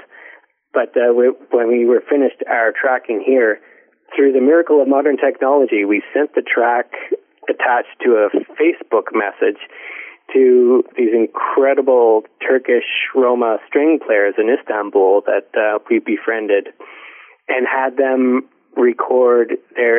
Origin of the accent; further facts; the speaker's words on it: Ontario, Canada; I grew up in Ontario, so we all learned it in school.